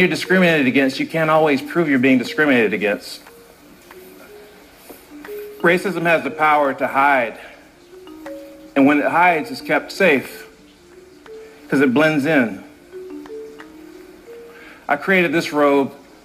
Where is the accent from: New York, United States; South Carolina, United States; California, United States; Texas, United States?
South Carolina, United States; Growing up in South Carolina, I would see Ku Klux Klan rallies occasionally